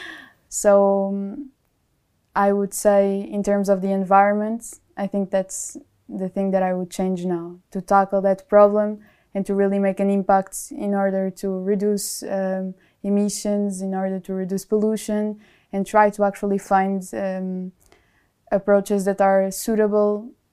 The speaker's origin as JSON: {"language": "English", "country": "Portugal", "also_born_or_lived": "Germany", "moved": "as an adult", "lives_now": "Munich, Germany", "said": "I'm from Portugal, and um, I'm here in Germany studying my master's degree"}